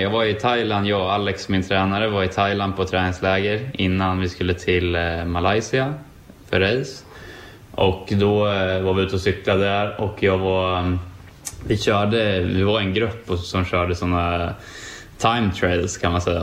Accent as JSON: {"language": "Swedish", "country": "Sweden", "also_born_or_lived": "United States", "moved": "as an adult", "said": "hemma i Sverige"}